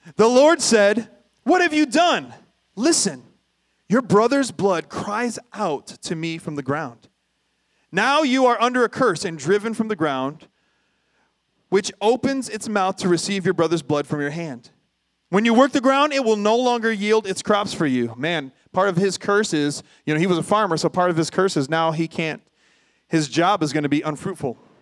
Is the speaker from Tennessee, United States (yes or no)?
no; Toledo, Ohio, United States; I grew up in North Toledo